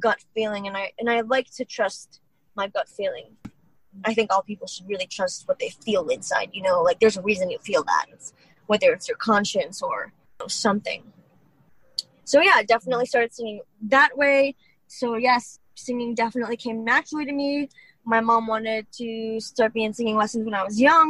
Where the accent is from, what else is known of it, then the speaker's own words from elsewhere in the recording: Detroit, Michigan, United States; I'm from Detroit, but I am from Detroit